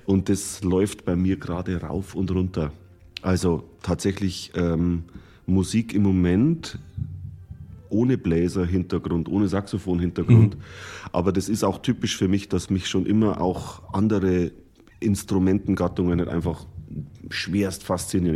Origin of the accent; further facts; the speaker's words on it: Bodenmais, Bavaria, Germany; moved away as an adult; also born or lived in Munich; in dem Heimatdorf, wo ich aufgewachsen bin, im Bodenmais im Bayerischen Wald